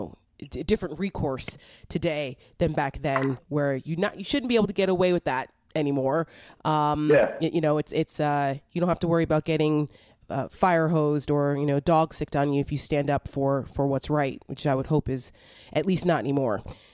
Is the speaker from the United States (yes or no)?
yes; New Jersey, United States; now in Virginia, United States; I'm from New Jersey, so I'm a Jersey girl. It was a very different experience for me growing up. I mean, I'm only 43